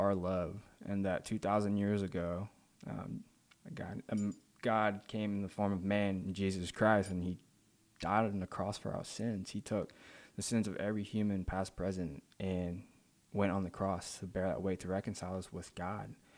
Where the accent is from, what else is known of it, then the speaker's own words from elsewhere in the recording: Malaysia; moved away; also born or lived in Saint Louis, Missouri, United States; I'm originally from Malaysia. Um, I was born there and raised there until I moved to Saint Louis in two thousand nine.